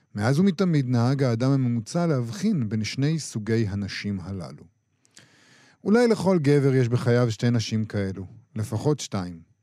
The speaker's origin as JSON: {"language": "Hebrew", "country": "Israel", "said": "אנחנו ישראלים, משוררים ישראלים גם"}